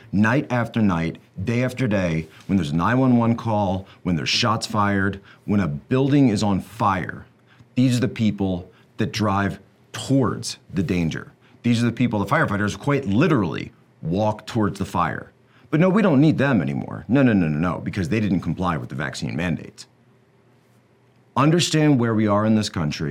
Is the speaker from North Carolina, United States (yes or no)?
no; Philadelphia, Pennsylvania, United States; I'm from the Philadelphia area